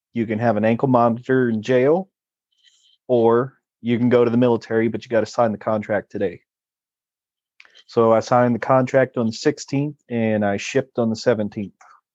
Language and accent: English; San Angelo, Texas, United States; I'm from San Angelo, Texas